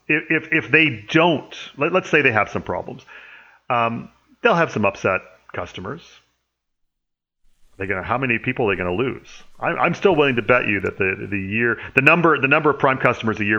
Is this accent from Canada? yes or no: yes; Canada; speaking as a Canadian here